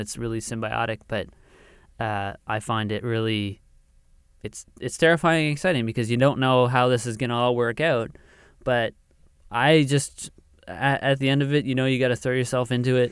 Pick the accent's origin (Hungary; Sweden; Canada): Canada; the Maritimes, Atlantic Canada; we're from the Maritimes and Atlantic Canada